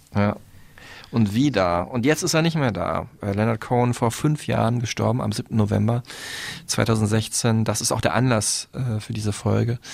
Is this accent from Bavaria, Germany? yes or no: no; Dortmund, North Rhine-Westphalia, Germany; in Dortmund, meine Heimatstadt